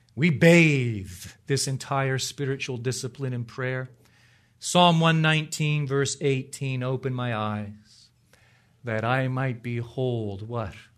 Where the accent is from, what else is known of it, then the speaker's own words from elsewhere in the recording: Ontario, Canada; moved away; I grew up in Ontario, the real Ontario, in Canada. Just north of Toronto.